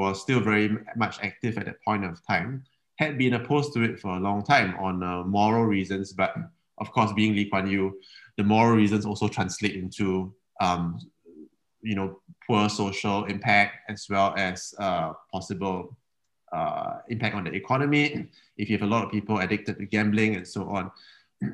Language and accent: English; Singapore; I grew up in Singapore without Marina Bay